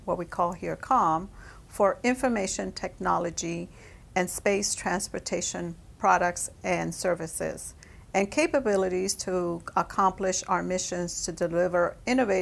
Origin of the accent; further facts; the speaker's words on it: New York, United States; also born or lived in Puerto Rico; I was born in Puerto Rico, moved to New York at the age of 5. Growing up in New York